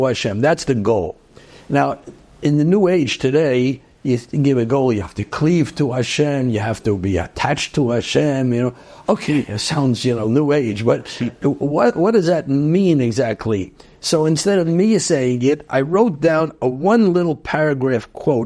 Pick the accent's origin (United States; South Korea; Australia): United States; New York City, New York; also born or lived in Brooklyn; I grew up actually in Queens